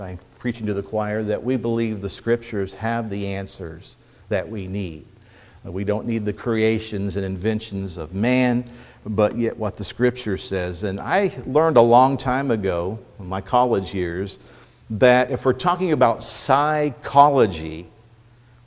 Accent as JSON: {"language": "English", "region": "East Central Indiana", "country": "United States", "tie": "born or raised there", "moved": "yes", "lives_now": "Phoenix, United States", "said": "I grew up in East Central Indiana, first generation Hoosier, as the Kentuckians went north to work in the automotive industry"}